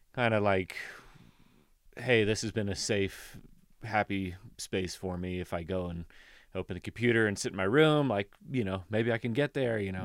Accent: Kentucky, United States; moved away as an adult; now in Colorado, United States; where we grew up in Kentucky

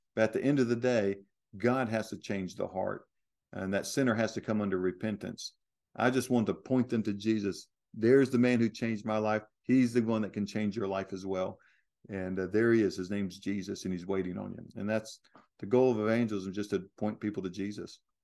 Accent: United States; I'm an American

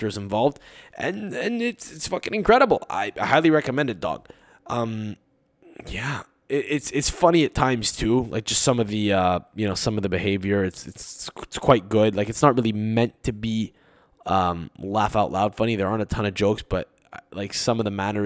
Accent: Canada; as a Canadian sports fan

